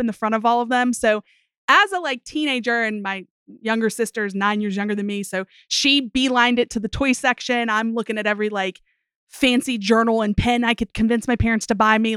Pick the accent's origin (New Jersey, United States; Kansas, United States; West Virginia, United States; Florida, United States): West Virginia, United States; I grew up in West Virginia